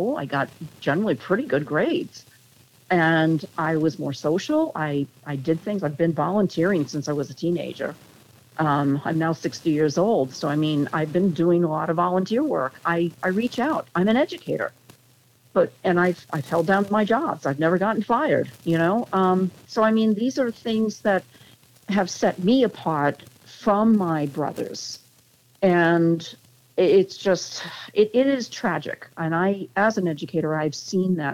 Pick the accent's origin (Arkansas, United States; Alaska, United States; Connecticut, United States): Connecticut, United States; we grew up in Connecticut